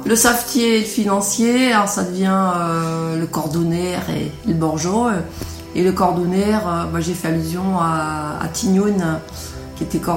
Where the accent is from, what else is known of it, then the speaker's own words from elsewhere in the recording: L'Épine, Pays de la Loire, France; accent: patois de l'Épine; first language Patois of L'Épine (Noirmoutier); le, patois de l'épine, euh, bah, c'est ma langue natale en fait. Et c'est sans doute pour ça que j'y suis autant attachée.